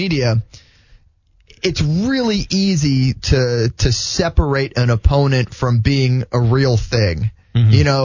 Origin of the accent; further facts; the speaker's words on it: United States; also born or lived in Netherlands; I've grown up in America